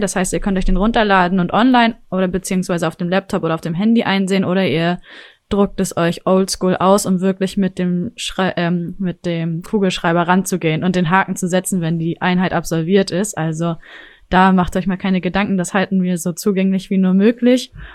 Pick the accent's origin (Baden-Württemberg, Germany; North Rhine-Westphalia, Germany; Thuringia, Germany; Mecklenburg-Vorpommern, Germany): Mecklenburg-Vorpommern, Germany; Rostock; moved away as an adult; also born or lived in Leipzig; now in Hamburg, Germany; ich nämlich gebürtige Rostockerin ja. bin